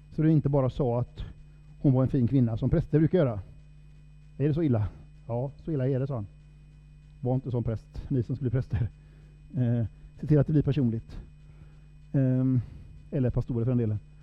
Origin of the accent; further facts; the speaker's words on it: Sámi, Norrland, Sweden; Jag är ju same, som jag sa. Eh, stolt same.